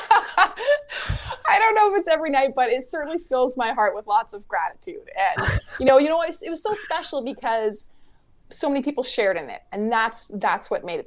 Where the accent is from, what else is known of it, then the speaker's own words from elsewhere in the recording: Winnipeg, Manitoba, Canada; growing up in Winnipeg